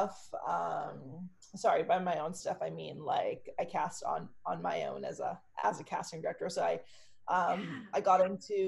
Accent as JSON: {"language": "English", "region": "Berlin", "country": "Germany", "tie": "born or raised there", "moved": "yes", "lives_now": "Canada", "said": "I grew up in Germany, in Berlin, and then immigrated to Canada with my family."}